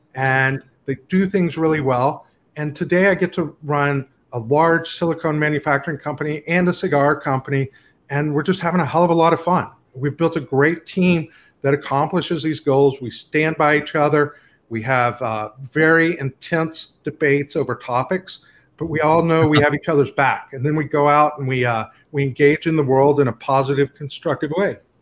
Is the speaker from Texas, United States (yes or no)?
yes; Lubbock, Texas, United States; I grew up in Lubbock, Texas